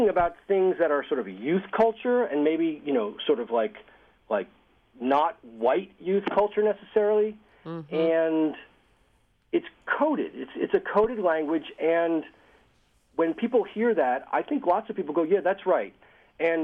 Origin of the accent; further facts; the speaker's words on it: Boston, Massachusetts, United States; I'm from Boston